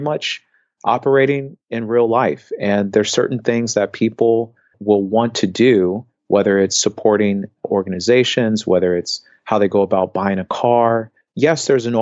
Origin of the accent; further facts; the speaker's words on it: Indianapolis, Indiana, United States; moved away; I grew up in the Midwest, and I remember periods of time growing up in Indianapolis